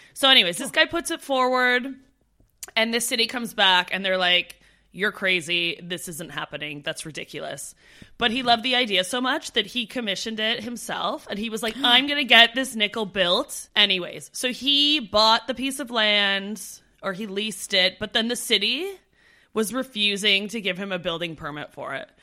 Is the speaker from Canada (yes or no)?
yes; Ottawa, Ontario, Canada; moved away; also born or lived in Brantford, Ontario; I'm originally from Ottawa